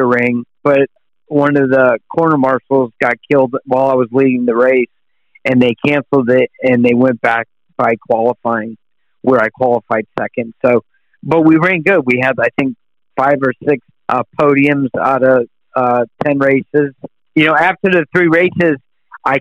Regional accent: United States; being an American

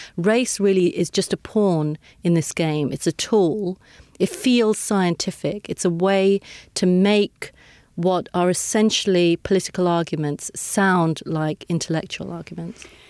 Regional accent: United Kingdom; I am British. I was born here. I've lived my whole life here.

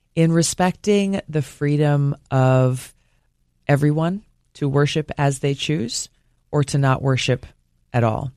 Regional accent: Hawaii, United States; growing up in Hawaii

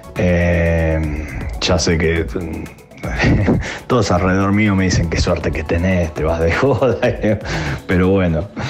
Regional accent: Buenos Aires, Argentina; Soy bien porteño

